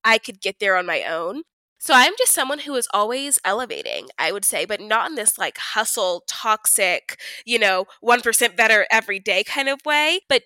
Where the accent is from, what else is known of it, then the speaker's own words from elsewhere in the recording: Houston, Texas, United States; moved away as an adult; also born or lived in Baltimore, Maryland / California / Dallas, Texas; now in Denver, United States; I was born in Baltimore, Maryland. I lived in California from 2 to 9, and then I grew up in Houston, Texas